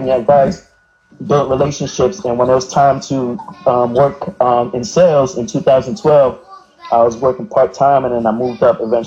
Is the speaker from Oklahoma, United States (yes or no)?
no; New York City, New York, United States; I'm from Brooklyn, New York, Flatbush, to be exact.